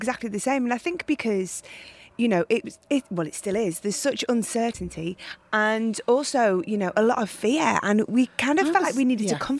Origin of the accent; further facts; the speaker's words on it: Widnes, North West England, United Kingdom; moved away; I'm from, we're just outside Liverpool, a place called Widnes. I grew up, which is just in between Liverpool and Manchester.